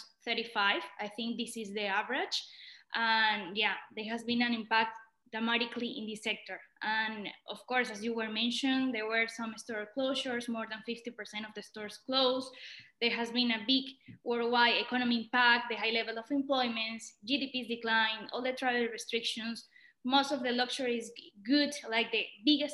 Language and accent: English; Venezuela; moved away as an adult; also born or lived in London / Dubai / San Francisco; I'm originally from Venezuela. I was born and raised there